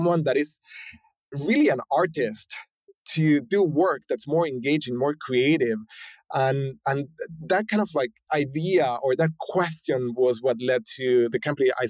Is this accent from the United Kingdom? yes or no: no; Argentina; moved away as an adult; also born or lived in San Francisco, United States; now in United States; I was born and raised in Argentina, spent, you know, most of my 20s in Argentina, moved here to the US in my late 20s